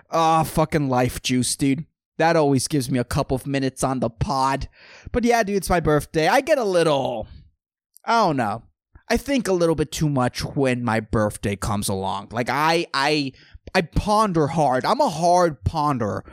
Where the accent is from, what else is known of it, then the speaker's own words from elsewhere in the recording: San Lorenzo, California, United States; Growing up in San Lorenzo, dude, in a public school